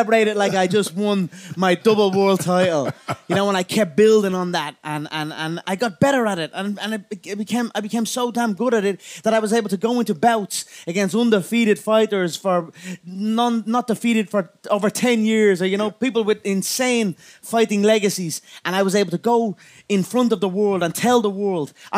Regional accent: Ireland; I am an Irish animal, a proper Irish animal

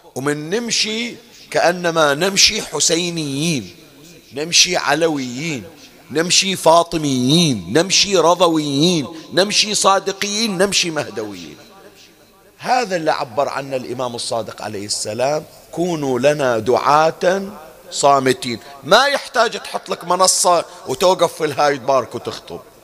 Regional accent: Bahrain; احنا عندنا بالبحرين

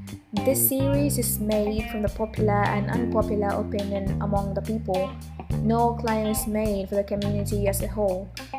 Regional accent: South India, India; English is a second language

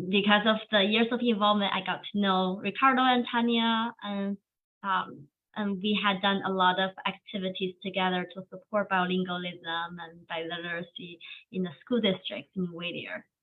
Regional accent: China; English is a second language; moved away as an adult; now in United States; Chinese Korean. I was born raised in China, uh, but I'm also third generation uh, Korean uh, resident.

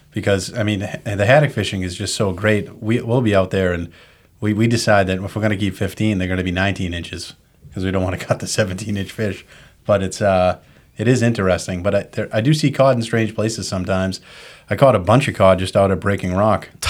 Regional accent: Seacoast area, New Hampshire, United States; moved away as an adult; now in Cape Ann, United States; I'm originally from Southern New Hampshire.

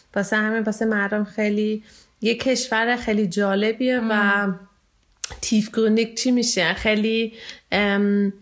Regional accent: Iran; now in Germany; ایرانی هستم

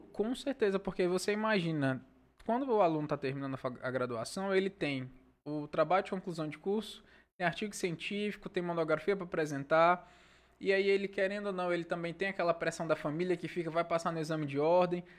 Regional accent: Senador Guiomard, Acre, Brazil; moved away as an adult; now in Rio Branco, Brazil; só não tá na certidão de nascimento, mas praticamente eu sou mesmo de Senador Guilmar

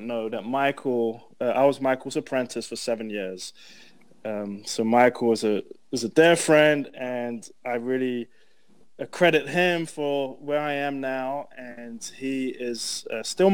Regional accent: London, United Kingdom; moved away; also born or lived in Wembley; I'm from London

